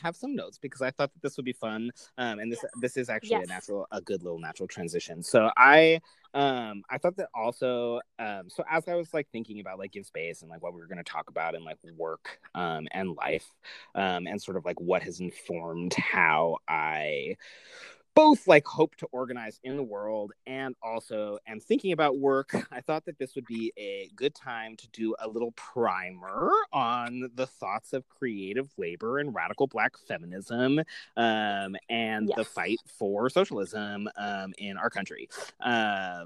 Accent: United States; as an American

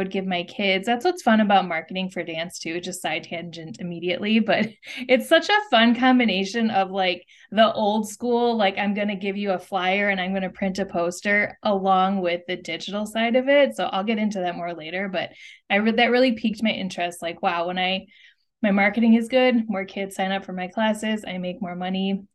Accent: Wisconsin, United States; moved away as an adult; also born or lived in Chicago / California; I was born and raised in Wisconsin

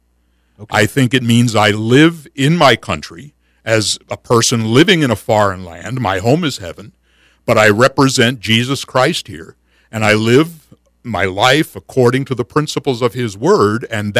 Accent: United States; I am an American. I love my country. I consider myself a patriot.

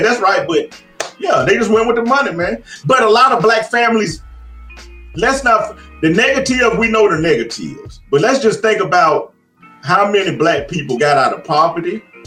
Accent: Chicago, Illinois, United States; born or raised there

